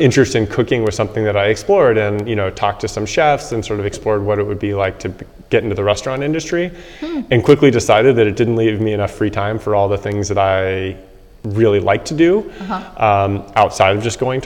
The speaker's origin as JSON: {"language": "English", "area": "South Bay", "region": "California", "country": "United States", "tie": "born or raised there", "said": "I grew up in California in the South Bay, south of San Francisco."}